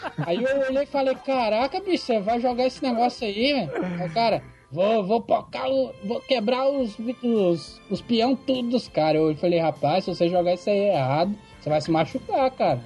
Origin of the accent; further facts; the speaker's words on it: Vitória, Espírito Santo, Brazil; eu sou do Espírito Santo, Vitória